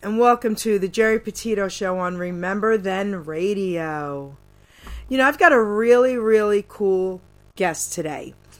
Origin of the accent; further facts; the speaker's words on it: New York City, New York, United States; I was born and raised in Long Island City and Astoria, New York, growing up.